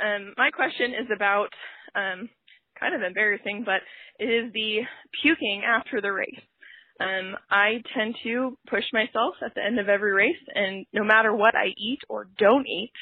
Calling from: Olathe, Kansas, United States; I'm calling from Olathe, Kansas.

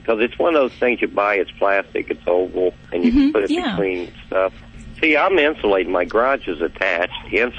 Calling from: Ohio, United States

